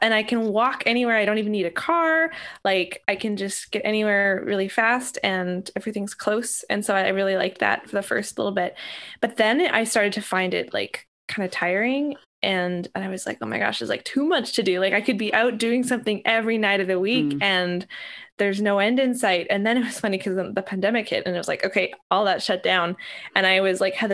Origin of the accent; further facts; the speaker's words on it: Winnipeg, Manitoba, Canada; now in Toronto, Canada; I grew up in Winnipeg, and then I moved to Toronto